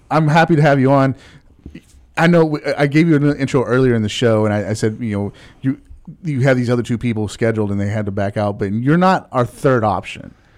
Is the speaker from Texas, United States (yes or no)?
yes; Texas, United States; growing up in Texas playing football